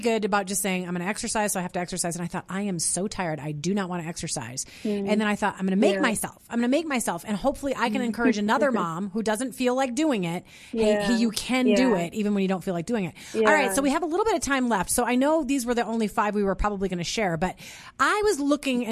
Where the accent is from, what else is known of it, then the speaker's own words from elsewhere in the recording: St. Peter, Minnesota, United States; So I grew up in Minnesota.